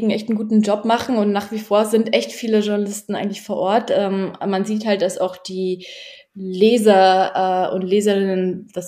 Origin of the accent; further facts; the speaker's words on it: Poland; Und zwar sage ich dann, ne, ich kann euren Punkt schon verstehen, denn ich bin auch Polin und ich weiß, wie meine polnische Regierung darüber diskutiert